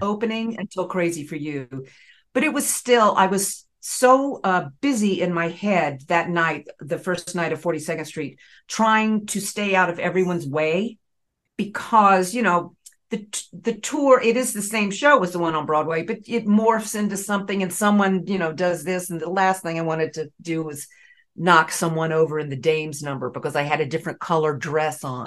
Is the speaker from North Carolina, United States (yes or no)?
yes; Raleigh, North Carolina, United States; accent: Southern; moved away as an adult; now in New York, United States; I grew up in Raleigh, North Carolina